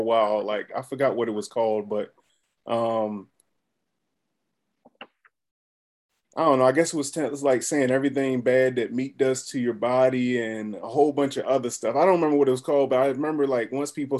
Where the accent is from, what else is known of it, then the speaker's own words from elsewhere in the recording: United States; I'm from the Eastern Shore, you know. So I grew up on fish